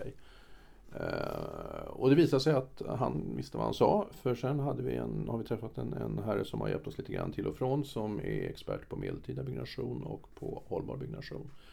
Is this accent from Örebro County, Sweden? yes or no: no; Stockholm, Stockholm County, Sweden; also born or lived in France; now in Stockholm, Sweden; Som gammal stockholmare